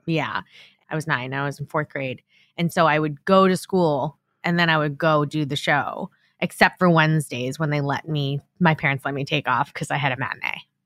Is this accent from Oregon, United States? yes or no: no; Long Island, New York, United States; moved away as an adult; I grew up on Long Island